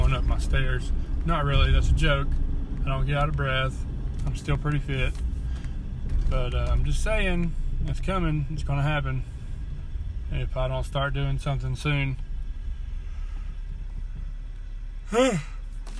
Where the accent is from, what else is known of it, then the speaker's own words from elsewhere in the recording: Georgia, United States; accent: southern, country accent; moved away; I'm Southern. I'm from Georgia. Born and raised in Georgia. I don't live in Georgia anymore.